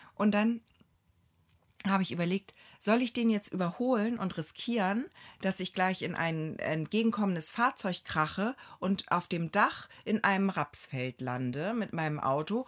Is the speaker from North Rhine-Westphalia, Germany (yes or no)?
no; Hamburg, Germany; moved away as an adult; now in Neustadt in Holstein, Germany; ich komme ja aus Hamburg